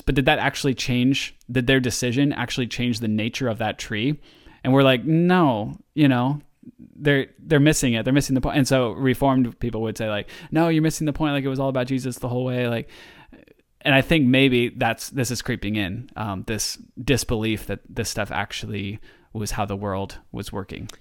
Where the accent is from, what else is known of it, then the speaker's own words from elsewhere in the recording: Oregon, United States; also born or lived in Southern California; I'm from Oregon